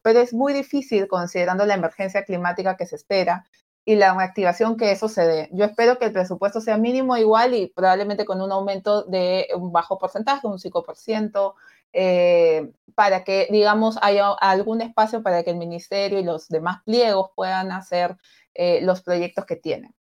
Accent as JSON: {"language": "Spanish", "country": "Peru"}